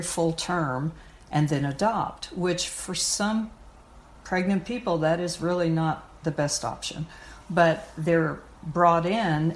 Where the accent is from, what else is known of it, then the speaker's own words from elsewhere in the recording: Missouri, United States; now in Connecticut, United States; I'm from Missouri, which is now a very conservative state